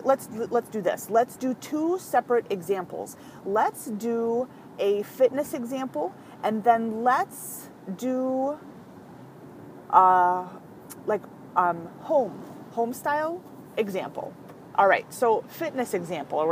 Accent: California, United States; I was actually born in California. I'm adopted from birth, but I was born in California

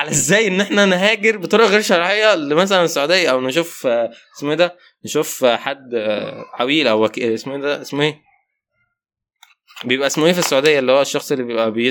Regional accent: Upper Egypt, Egypt; واحنا كلنا صعيد انا من الصعيد بس تمام

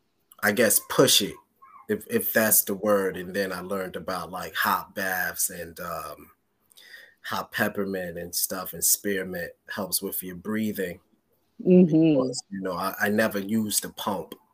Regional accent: New York, United States; moved away; also born or lived in West Trenton, New Jersey; I'm from New York

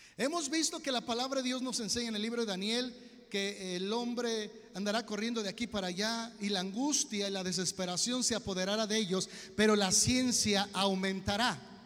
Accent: Mexico; como buenos mexicanos, nos valió

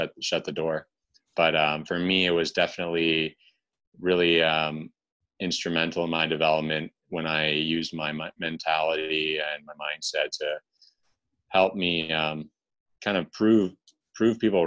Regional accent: Toronto, Ontario, Canada; growing up in Toronto, hockey was a big deal

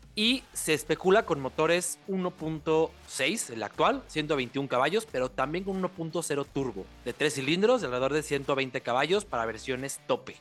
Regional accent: Mexico

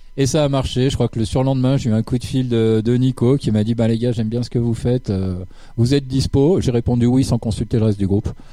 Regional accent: Switzerland; c'est un groupe suisse. on vient de la région de Lausanne-Fribourg

